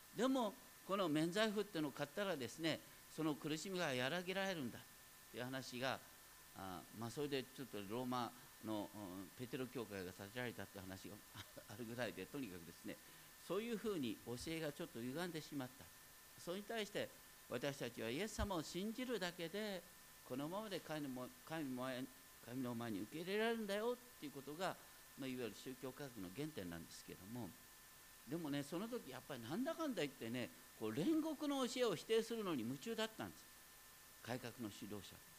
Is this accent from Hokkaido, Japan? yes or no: yes; foot of Mount Daisetsu, Hokkaido, Japan; moved away; 僕はあの大雪山のふもとでね北海道の大雪山のふもとで生まれたんですけどもね当時はね本当にど田舎